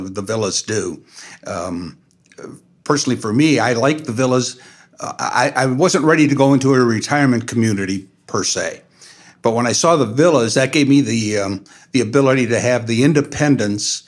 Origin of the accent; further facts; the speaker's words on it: Naperville, Illinois, United States; moved away as an adult; now in LaGrange, United States; I grew up in Naperville